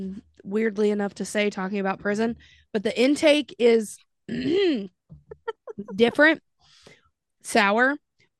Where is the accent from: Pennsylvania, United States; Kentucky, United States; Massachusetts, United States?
Kentucky, United States; accent: Kentucky; my Kentucky came out just then.